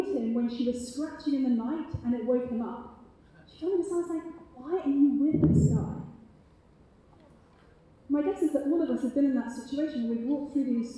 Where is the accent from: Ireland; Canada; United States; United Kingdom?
United Kingdom; accent: British; my British accent